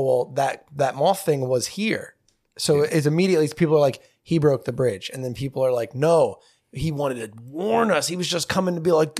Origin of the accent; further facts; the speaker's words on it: New Jersey, United States; Hey, we're from New Jersey. Half of that place smells like shit.